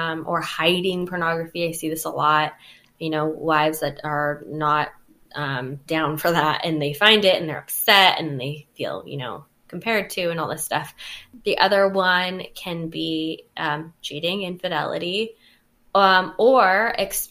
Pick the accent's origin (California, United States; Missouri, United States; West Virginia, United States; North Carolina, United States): California, United States; I'm from California, and as a culturally responsible therapist